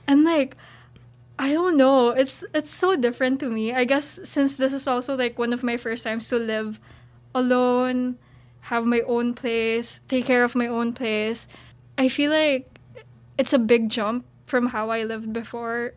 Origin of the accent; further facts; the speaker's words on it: Philippines; moved away as an adult; now in Syracuse, United States; I'm an international student. I'm from the Philippines.